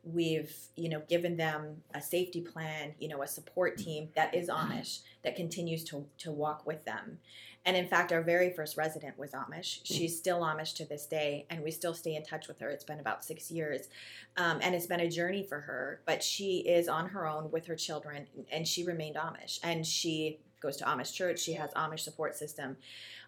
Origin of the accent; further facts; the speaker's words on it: Canada; now in Ohio, United States; I am Canadian